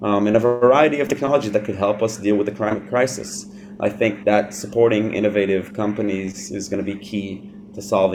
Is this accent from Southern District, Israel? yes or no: no; Tel Aviv, Tel Aviv District, Israel; I was born and raised in Tel Aviv